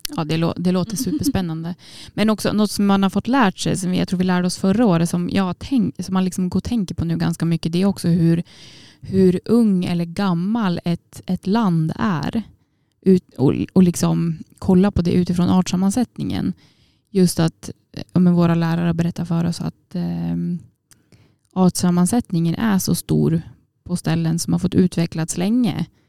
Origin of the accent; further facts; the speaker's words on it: Jämtland, Sweden; moved away as an adult; now in Umeå, Sweden; år från eh, Åredalen, Jämtland